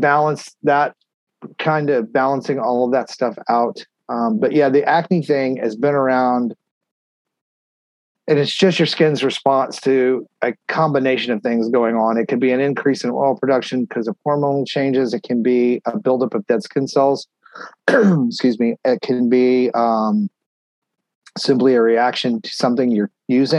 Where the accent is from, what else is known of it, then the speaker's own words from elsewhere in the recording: Texas, United States; also born or lived in Tennessee / Pennsylvania; now in Florida, United States; I grew up in Texas, you know, I lived there most of my life